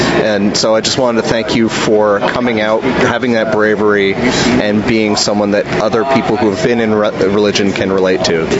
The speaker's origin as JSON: {"language": "English", "town": "Ridgewood", "region": "New Jersey", "country": "United States", "tie": "born or raised there", "moved": "yes", "lives_now": "Texas, United States", "said": "I grew up in Ridgewood"}